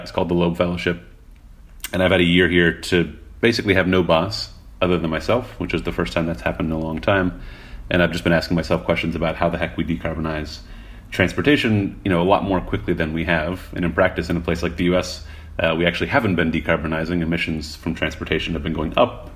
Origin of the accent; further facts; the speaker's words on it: Montreal, Quebec, Canada; moved away; I grew up in Montreal, which is actually a pretty good bike city in its own right